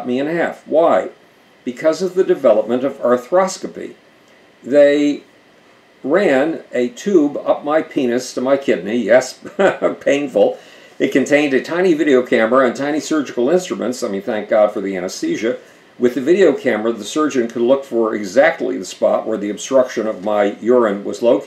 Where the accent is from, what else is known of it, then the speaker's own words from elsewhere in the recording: Buffalo, New York, United States; moved away as an adult; also born or lived in New Brunswick, New Jersey; Buffalo, New York, my hometown